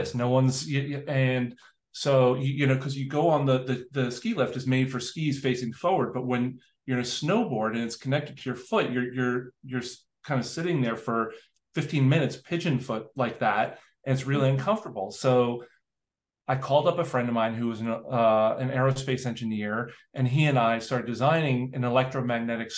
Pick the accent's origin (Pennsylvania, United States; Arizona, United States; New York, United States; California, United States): New York, United States; New York City; I grew up in New York City